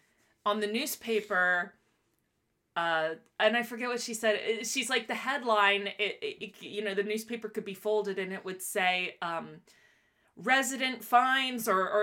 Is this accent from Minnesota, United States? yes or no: no; Miami, Florida, United States; Even though I was born in Miami.